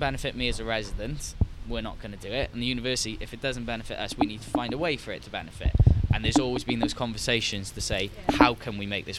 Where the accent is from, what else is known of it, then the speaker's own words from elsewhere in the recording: Cardiff, Wales, United Kingdom; I was raised in Grangetown